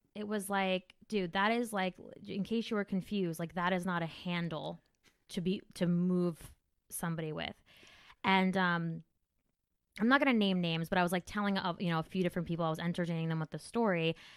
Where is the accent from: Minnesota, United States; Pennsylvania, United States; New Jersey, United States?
New Jersey, United States; I'm from Jersey